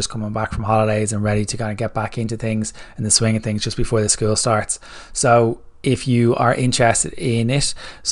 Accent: Ireland; I'm Irish

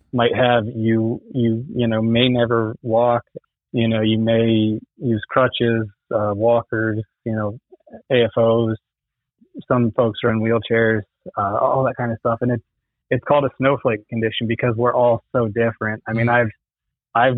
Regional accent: West Palm Beach, Florida, United States; I was born in West Palm Beach

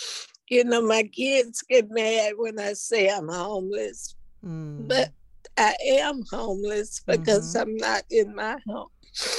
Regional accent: Taft, United States; My mother, and my father, you know, they taught me love. I grew up in Taft, and they taught me love.

